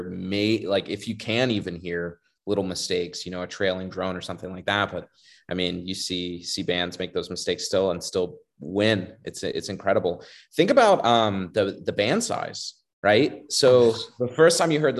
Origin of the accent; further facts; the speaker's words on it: Florida, United States; I remember growing up in Florida, I started playing when I was about 10, 11 years old in a band called the Lee County Pipes and Drums in Fort Myers, Florida